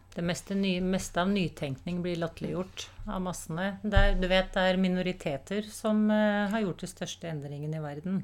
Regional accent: Oslo, Norway; jeg vokste opp i Tante Ulriks vei

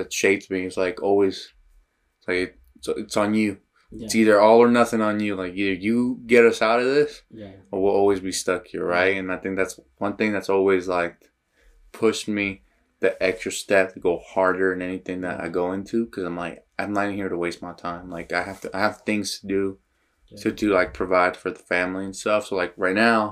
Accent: Salt Lake City, Utah, United States; from Glendale

